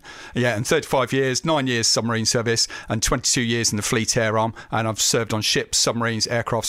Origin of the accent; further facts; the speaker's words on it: Southend-on-Sea, East of England, United Kingdom; moved away; I come from Southend-on-Sea, and having that sort of sea connection and what, being out on the water, it was just something I was really interested in.